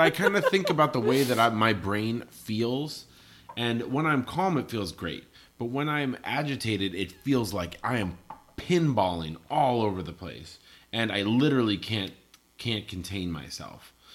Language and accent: English; Colorado, United States; moved away; I grew up in Colorado